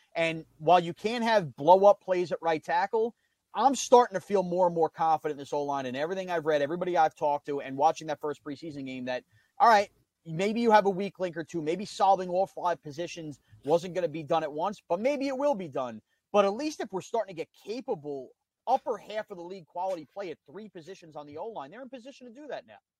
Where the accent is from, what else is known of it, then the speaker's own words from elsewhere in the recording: Long Island, New York, United States; I'm from Long Island